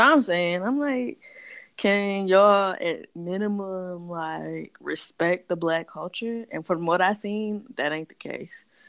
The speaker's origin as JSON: {"language": "English", "town": "Detroit", "region": "Michigan", "country": "United States", "tie": "born or raised there", "said": "I grew up in Detroit"}